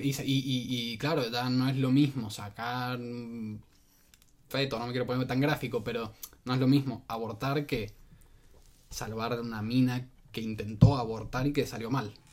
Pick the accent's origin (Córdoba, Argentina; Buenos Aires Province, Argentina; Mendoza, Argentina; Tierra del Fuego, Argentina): Mendoza, Argentina